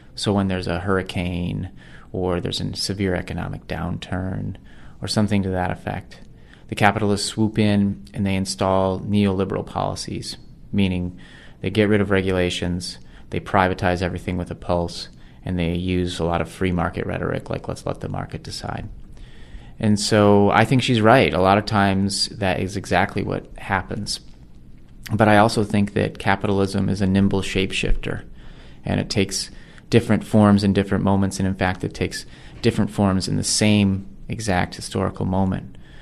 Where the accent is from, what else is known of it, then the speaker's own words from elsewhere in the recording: Oregon, United States; transsexual man from my home state of Bend, Oregon